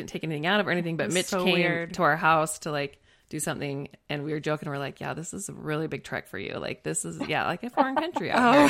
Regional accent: Utah, United States; I'm from Utah

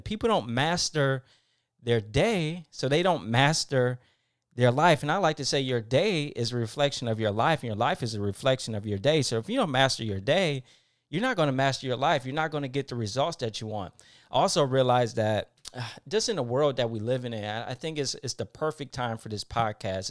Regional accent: Detroit, Michigan, United States; moved away; I'm from Detroit, Michigan. Uh, one of the um, poorest areas in the city I grew up in.

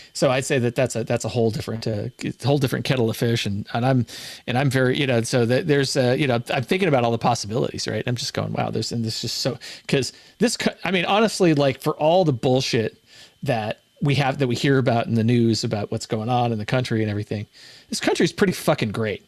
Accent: California, United States; also born or lived in Hawaii / Washington State; now in Washington, United States; I'm from California

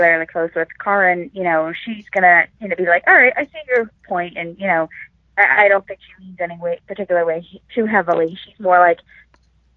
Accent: Connecticut, United States; now in Florida, United States; I'm originally from Connecticut.

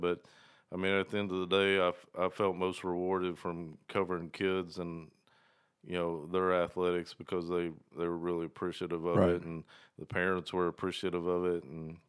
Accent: Dandridge, Tennessee, United States; So I grew up in East Tennessee, small town Dandridge. It's right outside Knoxville.

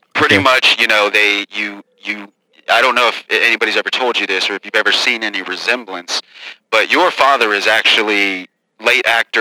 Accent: St. Louis, Missouri, United States; I grew up in St. Louis, Missouri.

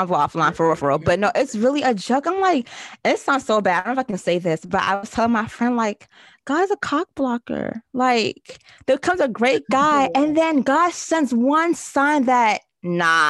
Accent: Nigeria; being the first daughter, being a Nigerian girl, Nigerian woman

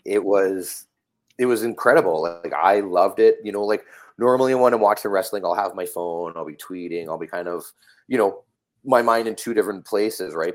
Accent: Calgary, Alberta, Canada; now in Vancouver, Canada; I grew up in Calgary

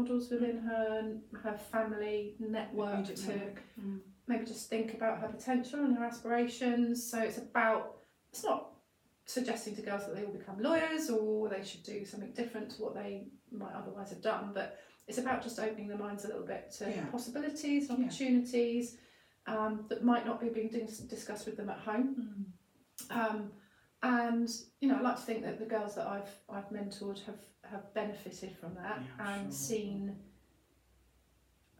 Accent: Portsmouth, South East England, United Kingdom; I'm from Portsmouth

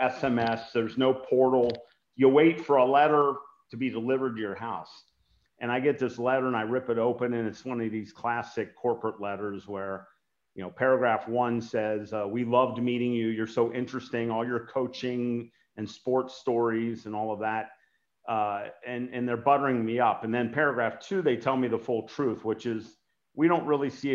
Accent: Cincinnati, Ohio, United States; I was a track and field coach to inner city kids in my hometown of Cincinnati, Ohio

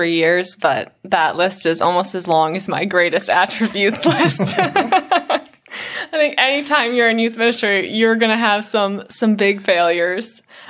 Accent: Ireland; The fake tan too, because I'm pretty pale because I'm Irish.

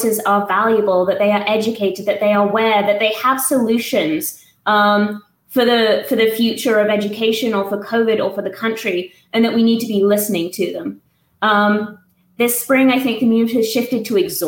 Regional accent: England, United Kingdom; moved away as an adult; now in Tuscaloosa, United States; I used to teach in the UK, I'm English

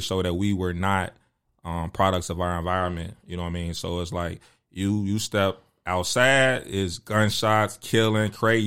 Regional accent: Chicago, Illinois, United States; me being from Chicago and, and growing up in the Jordan era

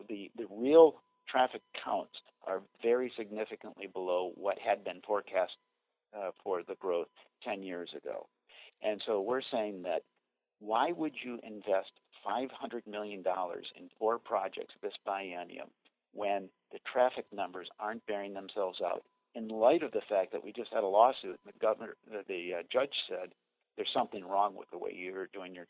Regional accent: Minnesota, United States; born there; now in Wisconsin, United States; I was born in Minnesota and Minnesota is looking better to me right now.

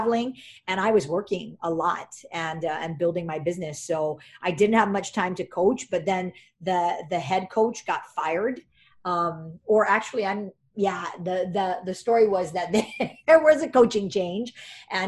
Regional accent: Hawaii, United States; moved away as an adult; also born or lived in Santa Clara; I moved back home for Data House

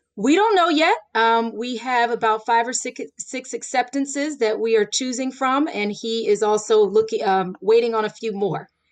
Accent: Florida, United States; now in Pennsylvania, United States; I grew up in Florida

